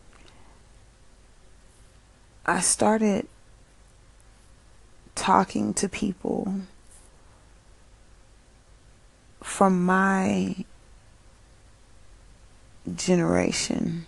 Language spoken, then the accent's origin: English; United States; I was so lucky to be an American.